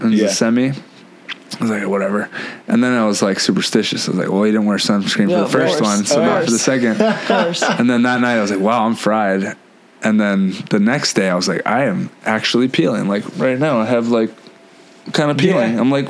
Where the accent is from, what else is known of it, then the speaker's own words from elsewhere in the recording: Hawaii, United States; I grew up in Hawaii.